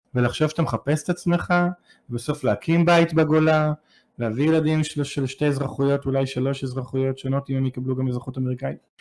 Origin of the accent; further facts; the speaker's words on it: Israel; moved away; אני יותר ישראלי מיהודי. המשפחה שלי הגיעה לישראל לפ- הרבה שנים לפני קום הארץ